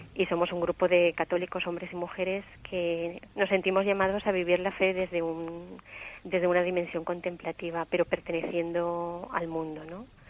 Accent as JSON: {"language": "Spanish", "town": "Valencia", "region": "Valencian Community", "country": "Spain", "tie": "born or raised there", "also_born_or_lived": "Terrassa", "accent": "Valencian", "said": "yo nací en Tarrasa, pero vivo en Valencia eh, desde los cinco años."}